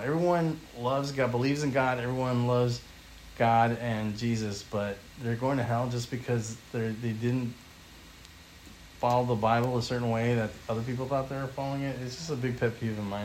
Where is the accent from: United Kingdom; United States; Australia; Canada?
United States; California; I grew up in California all my life